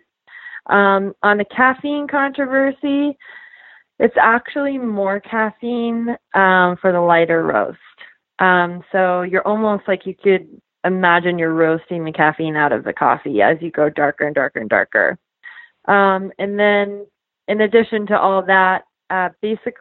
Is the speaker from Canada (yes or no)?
yes; Canada; I'm from Canada